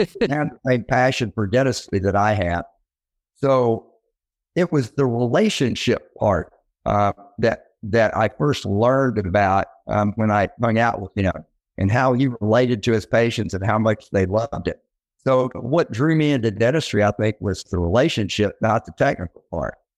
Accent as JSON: {"language": "English", "town": "Little Rock", "region": "Arkansas", "country": "United States", "tie": "born or raised there", "also_born_or_lived": "Memphis, Tennessee", "said": "I grew up in Little Rock, Arkansas"}